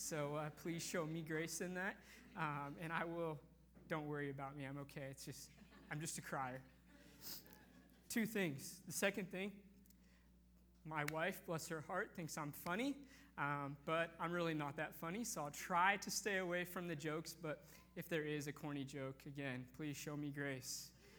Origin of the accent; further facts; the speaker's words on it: North Bend, Washington, United States; I grew up in North Bend, about 30 minutes east of here, to wonderful family.